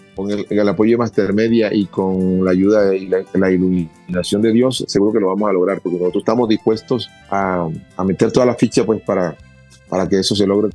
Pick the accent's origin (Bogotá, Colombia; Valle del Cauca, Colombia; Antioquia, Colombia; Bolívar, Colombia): Bolívar, Colombia; Cartagena; nosotros somos de Cartagena de Indias donde nos, rodea el mar y nos sentíamos como en nuestra casa